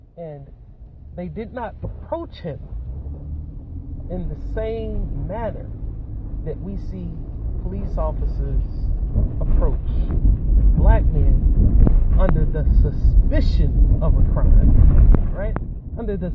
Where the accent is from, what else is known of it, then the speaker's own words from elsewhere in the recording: United States; as American citizens